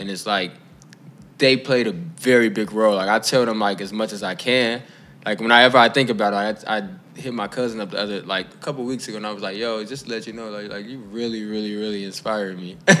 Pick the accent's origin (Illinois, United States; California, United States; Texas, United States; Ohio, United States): Illinois, United States; Chicago; growing up in Inglewood